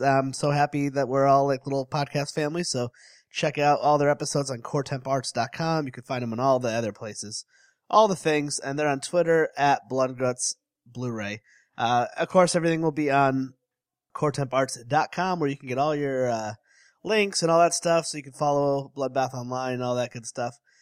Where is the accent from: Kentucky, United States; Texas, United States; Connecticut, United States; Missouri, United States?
Connecticut, United States; I'm from Connecticut